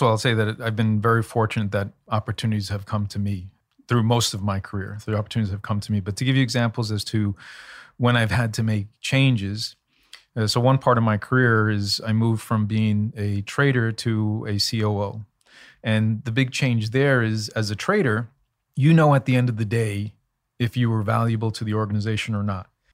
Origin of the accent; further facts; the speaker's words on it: New York City, New York, United States; also born or lived in Elmhurst, Queens / Bayside, Queens; when I was 10 or 11, we moved from Elmhurst in Queens in New York to Bayside in Queens, seven miles.